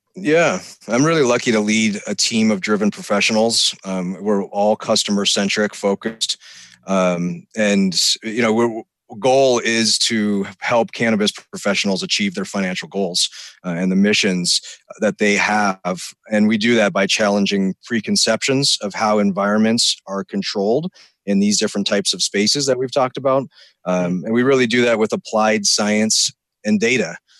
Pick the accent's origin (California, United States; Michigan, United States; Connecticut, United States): California, United States; Sierra Nevada foothills; I grew up up in the Sierra Nevada foothills